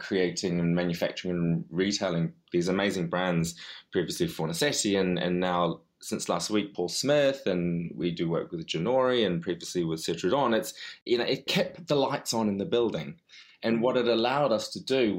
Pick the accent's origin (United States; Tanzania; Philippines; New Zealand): New Zealand; also born or lived in London; now in United Kingdom; as a foreigner to both, you know, coming from New Zealand and being of Chinese background